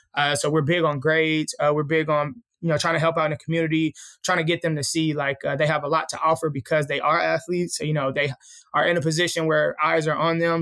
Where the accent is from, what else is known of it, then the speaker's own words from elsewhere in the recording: Columbia, Tennessee, United States; also born or lived in Houston, Texas; now in Nashville, United States; I'm originally from Columbia, Tennessee. Uh, that's where I was, uh, raised at. I stayed there for probably till I was about thirteen